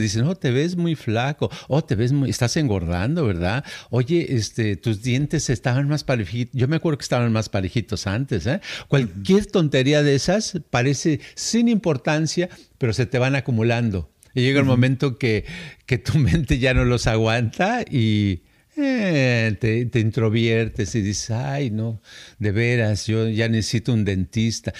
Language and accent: Spanish; Guadalajara, Jalisco, Mexico; moved away as an adult; also born or lived in United States; yo nací allá por Tapatilandia